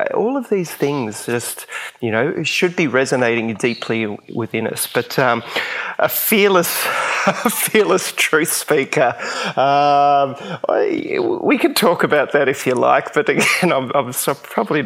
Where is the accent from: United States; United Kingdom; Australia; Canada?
Australia; Queensland; I grew up in Queensland, and basically that's where I am now, near the Gold Coast